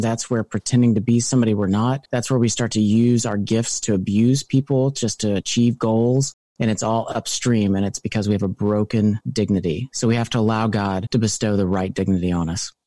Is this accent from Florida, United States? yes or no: no; Louisville, Kentucky, United States; also born or lived in California / Philadelphia; I'm from Louisville, Kentucky, moved to California